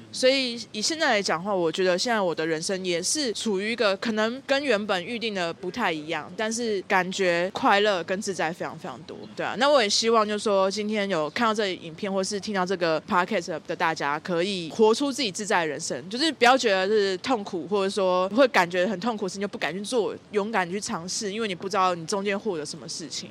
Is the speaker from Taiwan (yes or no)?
yes; southern Taiwan, Taiwan; moved away; 因为我是从南部来嘛，我是南部小孩